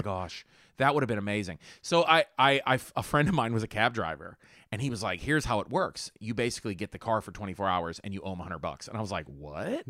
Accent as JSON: {"language": "English", "town": "Homestead", "region": "Pennsylvania", "country": "United States", "tie": "born or raised there", "said": "I grew up in Homestead"}